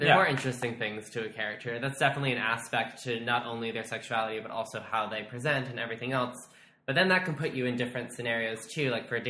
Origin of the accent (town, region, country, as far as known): New Jersey, United States; born or raised there; moved away